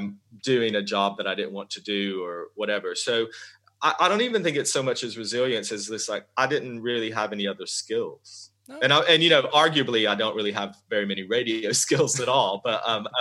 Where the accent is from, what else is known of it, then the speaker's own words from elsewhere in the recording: the South, United States; accent: Southern; my Southern accent, you know, really comes roaring out. It's funny, whenever I'm back home